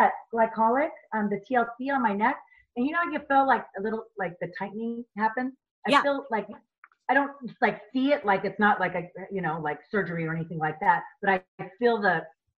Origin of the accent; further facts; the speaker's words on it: California, United States; also born or lived in Chicago; being a Californian girl, people think I was a Chicagoan, but I lived there for a little bit.